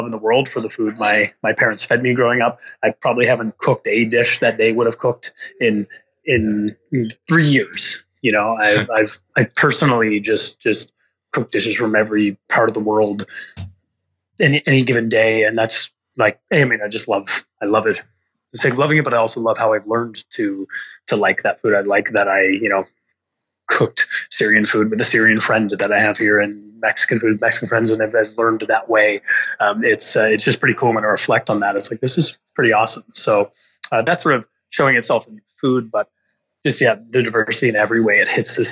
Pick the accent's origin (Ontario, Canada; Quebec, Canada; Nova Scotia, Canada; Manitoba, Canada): Nova Scotia, Canada; Rose Bay; moved away as an adult; now in Toronto, Canada; I live in Toronto, but I'm from Nova Scotia